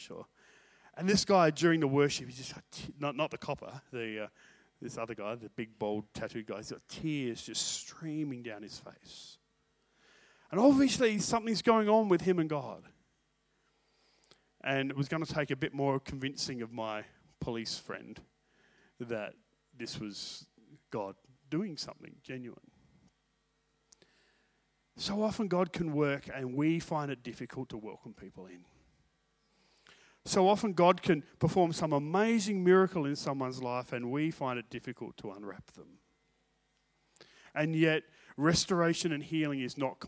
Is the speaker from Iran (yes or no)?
no; Australia; I'm from Australia